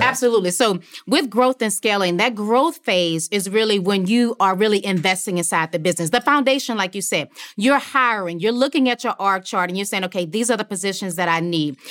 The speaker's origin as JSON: {"language": "English", "region": "Louisiana", "country": "United States", "also_born_or_lived": "New Orleans", "said": "as you said, I'm from Louisiana. So at the time of Hurricane Katrina, I was living in New Orleans."}